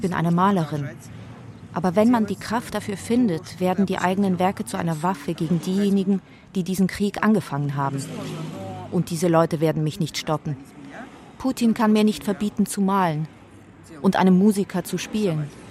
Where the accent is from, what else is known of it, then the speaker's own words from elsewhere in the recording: Tashkent, Uzbekistan; also born or lived in Moscow; now in Tbilisi, Georgia; meiner Kindheit in Taschkent.